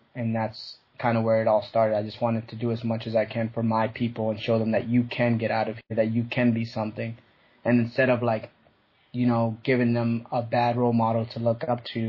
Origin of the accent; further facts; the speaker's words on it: Massachusetts, United States; also born or lived in Puerto Rico; I was raised in Mass